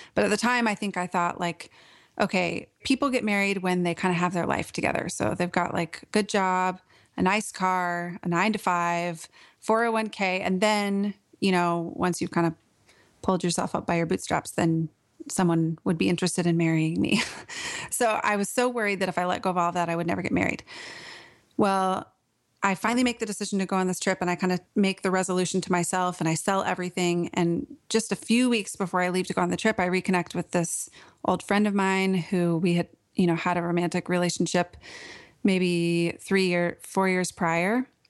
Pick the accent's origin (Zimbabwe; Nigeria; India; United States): United States; Portland, Oregon; moved away as an adult; now in Nashville, United States; I grew up in Portland, Oregon, and lived there for most of my life.